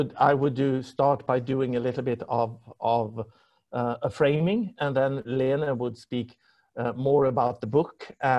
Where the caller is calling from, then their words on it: Stockholm, Stockholm County, Sweden; also born or lived in London, United Kingdom; I'm calling in from Stockholm.